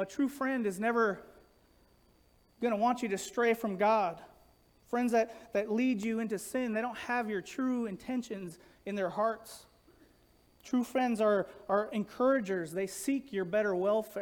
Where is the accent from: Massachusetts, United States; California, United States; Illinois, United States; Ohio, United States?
California, United States; Los Angeles; growing up in Los Angeles